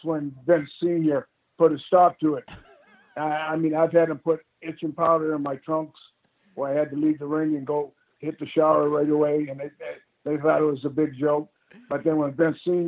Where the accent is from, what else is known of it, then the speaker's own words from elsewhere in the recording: Canada; being Canadian.